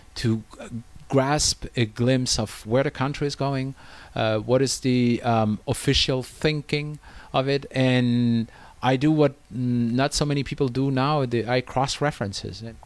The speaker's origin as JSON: {"language": "English", "country": "France", "moved": "as an adult", "lives_now": "China", "said": "in France, uh, my home country"}